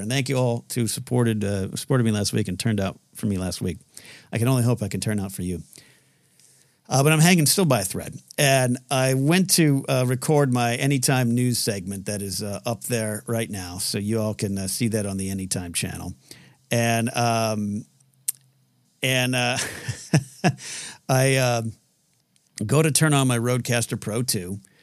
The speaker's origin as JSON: {"language": "English", "town": "Pismo Beach", "region": "California", "country": "United States", "tie": "born or raised there", "moved": "yes", "said": "I grew up on the Central Coast of California, Pismo Beach"}